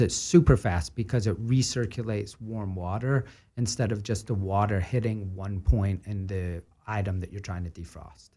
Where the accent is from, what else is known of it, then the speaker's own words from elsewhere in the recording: Scotland, United Kingdom; moved away; growing up in Scotland